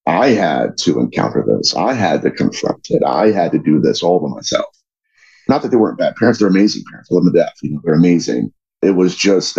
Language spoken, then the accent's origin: English; Dayton, Ohio, United States; I grew up in Dayton